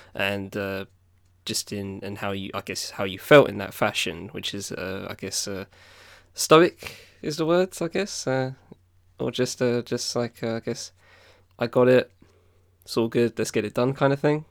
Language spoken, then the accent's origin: English; Southend-on-Sea, East of England, United Kingdom; my town, my hometown, the South End